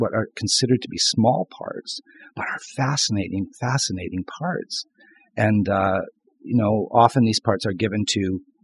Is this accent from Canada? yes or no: yes; St. Thomas, Ontario, Canada; I grew up in St. Thomas, Ontario